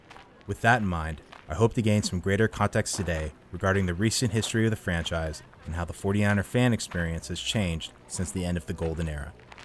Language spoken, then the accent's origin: English; Belmont, California, United States; I'm 36, and I was born and raised in Belmont, California, which for the unfamiliar, is just a city over from Tom Brady's hometown of San Mateo.